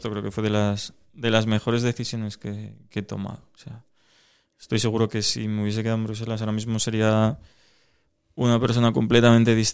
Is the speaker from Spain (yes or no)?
yes; Asturias, Spain; porque somos casi todos asturianos